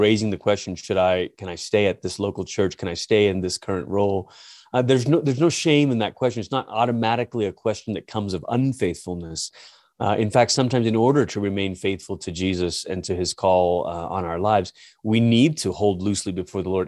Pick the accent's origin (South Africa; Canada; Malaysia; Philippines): Malaysia; moved away as an adult; also born or lived in Portland, Oregon; now in United States; I'm originally from Malaysia. It's where I grew up.